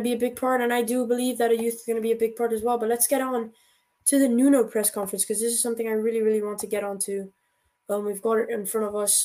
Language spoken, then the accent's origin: English; United States; I'm American.